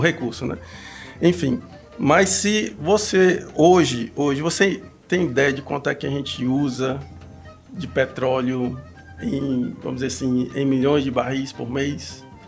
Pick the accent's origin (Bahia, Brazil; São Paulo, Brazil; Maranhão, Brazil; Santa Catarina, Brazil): Maranhão, Brazil; Imperatriz; moved away as an adult; also born or lived in Campina Grande; now in Mossoró, Brazil; eu sou, sou maranhense, venho de Imperatriz do Maranhão, nascido lá